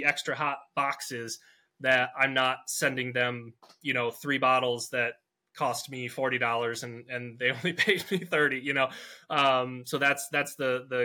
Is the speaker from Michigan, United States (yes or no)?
yes; Michigan, United States; I'm from Michigan